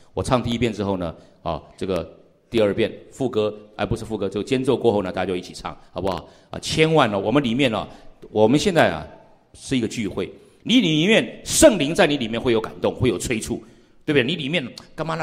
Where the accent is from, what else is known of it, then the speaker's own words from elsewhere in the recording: Pingtung, Pingtung County, Taiwan; moved away as an adult; also born or lived in Wutai, Pingtung / Taipei; 我因为我从小也在平地长大，我在屏东市长大的哈，所以呢，大概也这个闽南语呢会讲一些